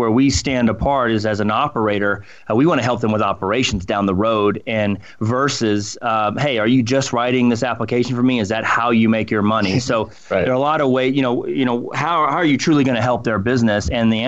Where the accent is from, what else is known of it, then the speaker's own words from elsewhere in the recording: Colorado, United States; And this is new for us because we grew up in Colorado and everything